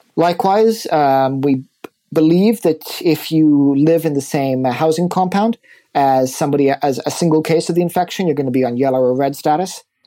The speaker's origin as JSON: {"language": "English", "region": "California", "country": "United States", "moved": "yes", "said": "I come from California."}